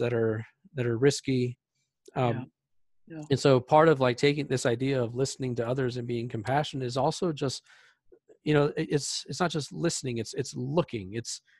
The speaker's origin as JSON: {"language": "English", "country": "United States", "tie": "born or raised there", "said": "even though I wasn't born in this country, I grew up here, so I'm very American in the way I think"}